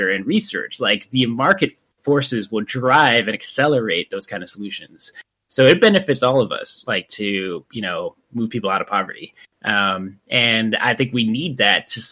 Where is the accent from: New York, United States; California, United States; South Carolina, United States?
New York, United States; I'm a first generation, born in New York.